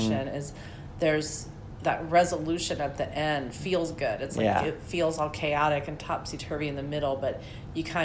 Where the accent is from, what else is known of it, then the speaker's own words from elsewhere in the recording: Wichita, Kansas, United States; I grew up in Wichita, Kansas